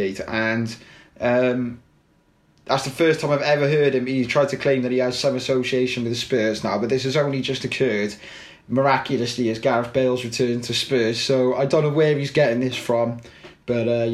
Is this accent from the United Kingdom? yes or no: yes; Cardiff, Wales, United Kingdom; Obviously, I'm Welsh. I'm a Cardiff boy